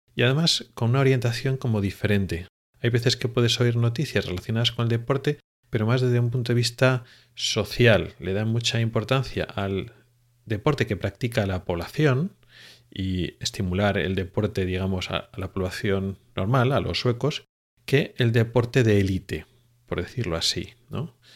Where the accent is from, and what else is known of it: Spain; now in Sweden